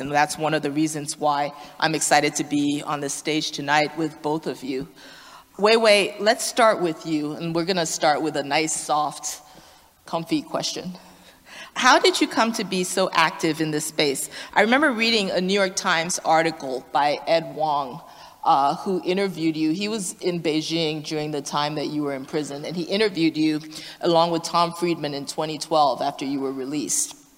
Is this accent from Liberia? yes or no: yes; Liberia; moved away; I'm originally from Liberia